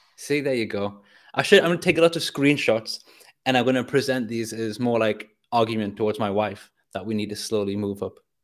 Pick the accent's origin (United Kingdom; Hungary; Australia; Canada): United Kingdom; North East England; I grew up in Northeast England